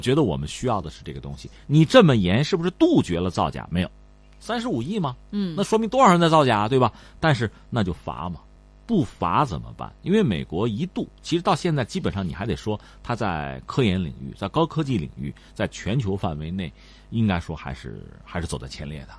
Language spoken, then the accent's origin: Chinese; China; 我们中国人